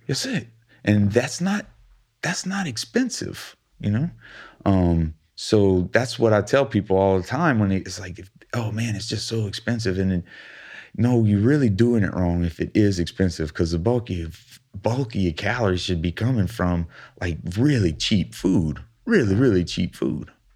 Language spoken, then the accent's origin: English; Thibodaux, Louisiana, United States; we're both from Thibodeau